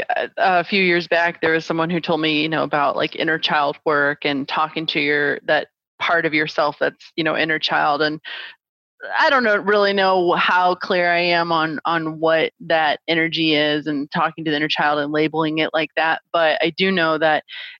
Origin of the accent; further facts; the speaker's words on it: St. Louis, Missouri, United States; moved away as an adult; now in Phoenix, United States; I am originally from St. Louis, Missouri. And born and raised, my whole family is still there.